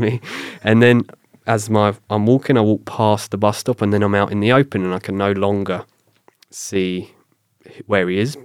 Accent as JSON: {"language": "English", "region": "south coast of England", "country": "United Kingdom", "tie": "born or raised there", "also_born_or_lived": "London", "accent": "British", "moved": "as an adult", "lives_now": "Canada", "said": "I moved from my hometown on the south coast of England up to London"}